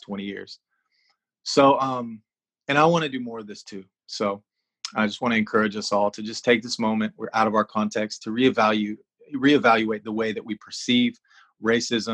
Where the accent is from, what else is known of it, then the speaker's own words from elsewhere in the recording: United States; moved away as an adult; also born or lived in Thailand; living in Thailand as an American